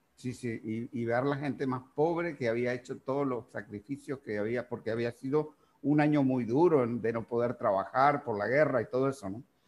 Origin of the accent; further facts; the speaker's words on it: Uruguay; now in Nicaragua; yo, por ejemplo nací en Uruguay